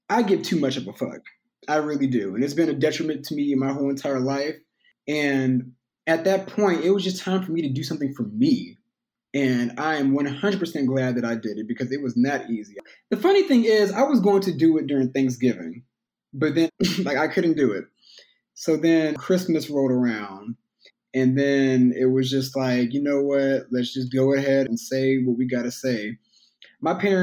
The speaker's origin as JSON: {"language": "English", "town": "Houston", "region": "Texas", "country": "United States", "tie": "born or raised there", "said": "growing up in Houston"}